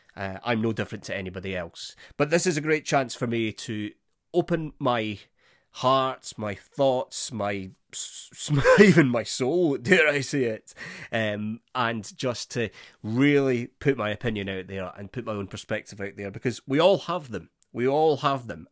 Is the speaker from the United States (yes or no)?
no; Scotland, United Kingdom; being a Scot